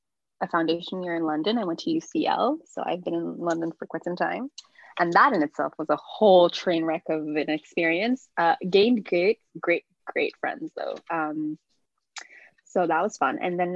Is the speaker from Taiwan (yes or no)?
no; Philippines; I'm from the Philippines.